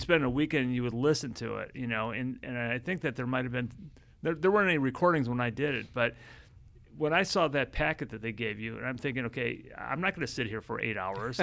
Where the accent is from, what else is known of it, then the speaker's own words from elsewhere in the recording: Chicago, Illinois, United States; I've come from the, the big city of Chicago